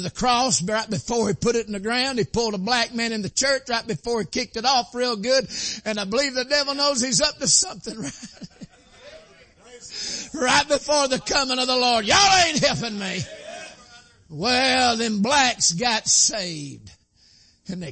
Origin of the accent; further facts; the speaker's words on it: Dalton, Georgia, United States; I was born in Whitefield County, which is Dalton, North Georgia.